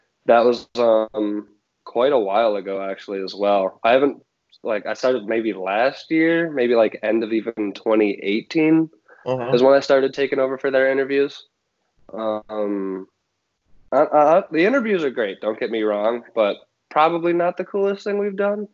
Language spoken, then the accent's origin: English; Rochester, New York, United States; also born or lived in Buffalo, New York; born and raised in Rochester, New York.